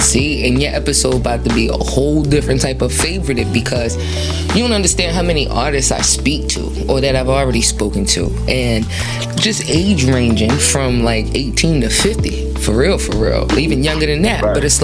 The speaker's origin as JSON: {"language": "English", "town": "Queens", "region": "New York", "country": "United States", "said": "I'm from Queens, so it gotta sound like that because I'm from Queens."}